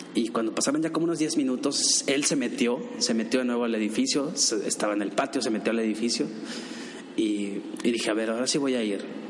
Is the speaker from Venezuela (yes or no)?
no; Mexico; me preguntó de dónde eres, le dije que de México